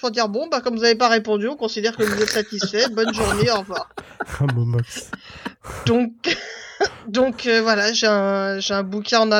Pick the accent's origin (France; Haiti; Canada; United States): France; Mais nous sommes français, monsieur.